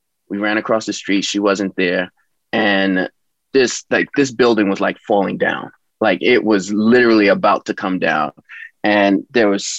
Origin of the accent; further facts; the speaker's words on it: New York City, New York, United States; I grew up in East New York, Brooklyn. I loved growing up in Brooklyn.